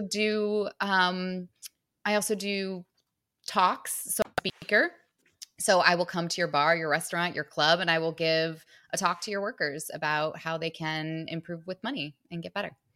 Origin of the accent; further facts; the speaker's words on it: Michigan, United States; now in Manhattan, United States; I'm from Michigan